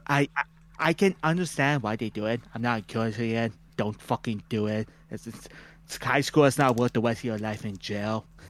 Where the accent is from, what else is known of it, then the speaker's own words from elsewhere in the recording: Canada; we're Canadian